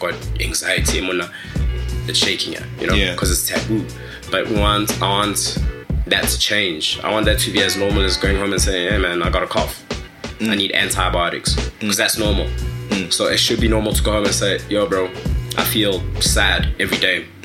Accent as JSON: {"language": "English", "town": "Kanana", "region": "North West", "country": "South Africa", "tie": "born or raised there", "first_language": "Tswana", "second_language": "English", "said": "So I'm from Rustenburg, um, from a village in Rustenburg. Actually, it's called Kanana. Shout out all my Kanana people, all my Northwest Bruce, Kimotswana. So I'm a Tswana speaking person."}